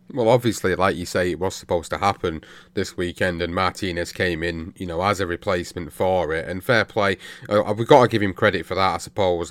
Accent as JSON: {"language": "English", "country": "United Kingdom", "said": "as British fight fans"}